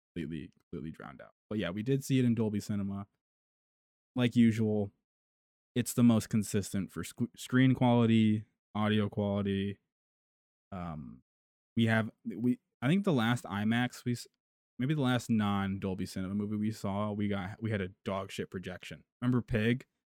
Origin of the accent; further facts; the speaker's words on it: United States; We're we're American